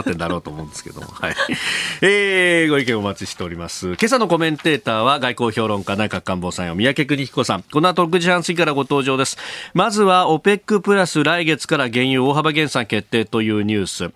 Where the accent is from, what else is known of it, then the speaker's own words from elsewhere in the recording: Kanagawa, Japan; 神奈川県立おっぱま高校ってところの出身